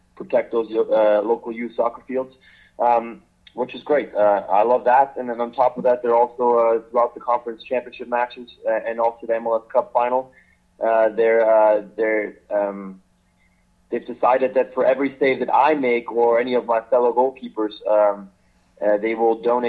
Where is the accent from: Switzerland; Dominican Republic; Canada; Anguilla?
Switzerland; I grew up in Switzerland